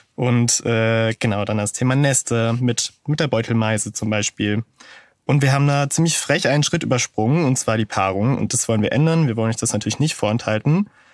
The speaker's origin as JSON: {"language": "German", "town": "Münster", "region": "North Rhine-Westphalia", "country": "Germany", "said": "als Münsteraner"}